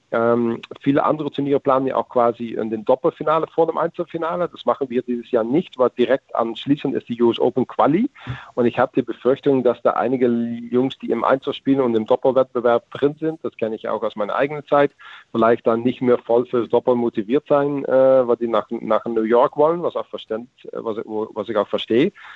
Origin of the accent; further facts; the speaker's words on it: Netherlands; als Holländer